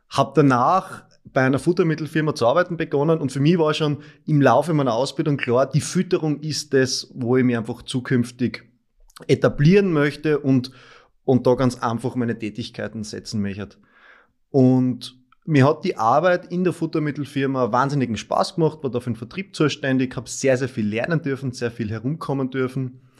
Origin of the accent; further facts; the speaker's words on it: Styria, Austria; now in Graz, Austria; ich komme aus der Obersteiermark, aus dem Bezirk Mura